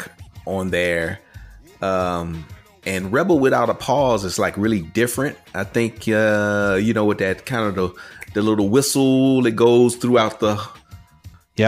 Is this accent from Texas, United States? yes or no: yes; Texas, United States; for me growing up in Texas, was a coastal thing